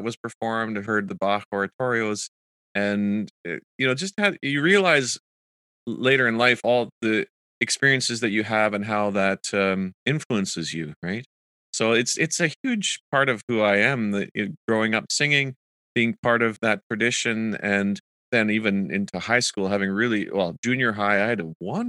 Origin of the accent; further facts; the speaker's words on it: Kitchener, Ontario, Canada; I did grow up also going to the symphony and the Kitchener-Waterloo Symphony, where my hometown is in Ontario.